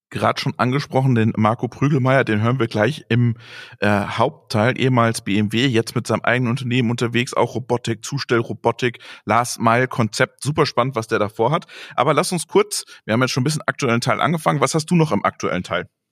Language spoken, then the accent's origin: German; Greven, North Rhine-Westphalia, Germany; aus meiner Heimat, aus Gräfen